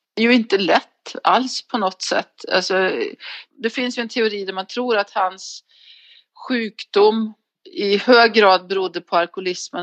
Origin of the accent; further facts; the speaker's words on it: neighbouring area of Alsterdalen, Värmland, Sweden; så växte jag upp i, alltså, våra grannar till, eh, Alsterdalen, Gustav Frödings, ehm, barndomsbygd